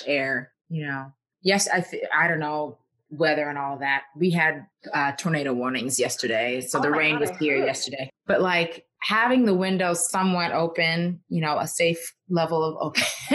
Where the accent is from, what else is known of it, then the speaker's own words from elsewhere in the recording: New York, United States; I'm from New York